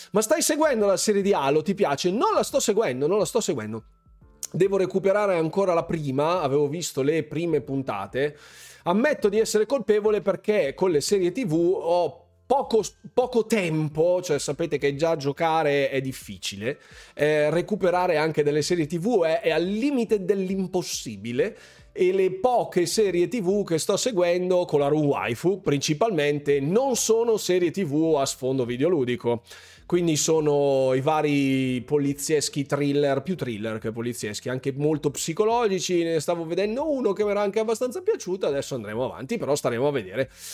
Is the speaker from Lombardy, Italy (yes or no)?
yes; Lombardy, Italy; tutti i miei confratelli lombardi, corregionali lombardi